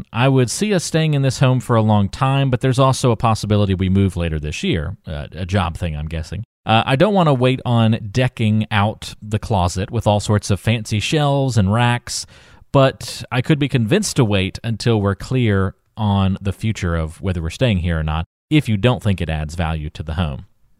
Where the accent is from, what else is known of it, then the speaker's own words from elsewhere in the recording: Greensboro, North Carolina, United States; I have northerner parents, but was born and raised in Greensboro.